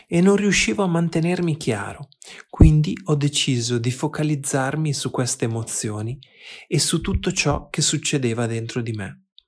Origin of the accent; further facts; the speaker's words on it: Argentina; now in Berlin, Germany; Sono argentino, vivo a Berlino